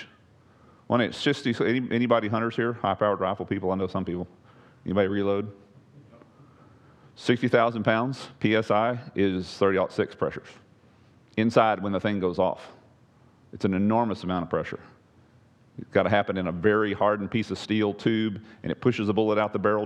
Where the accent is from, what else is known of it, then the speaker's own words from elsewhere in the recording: East Texas, United States; the Sabine I grew up on over in East Texas